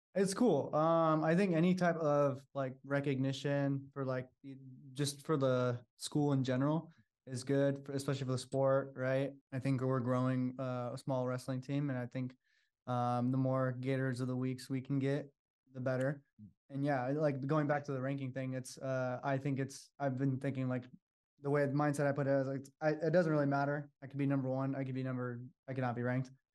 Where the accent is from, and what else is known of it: Sacramento, California, United States; moved away as an adult; now in San Francisco, United States